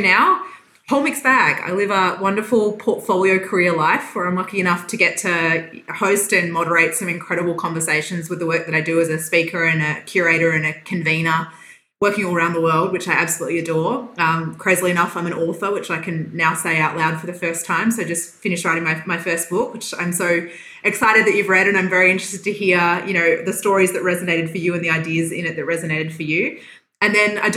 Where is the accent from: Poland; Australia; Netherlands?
Australia; Western Australia; moved away as an adult; also born or lived in Perth; now in Victoria, Australia; So I was born in Western Australia, though I have been a Victorian for probably 7 years now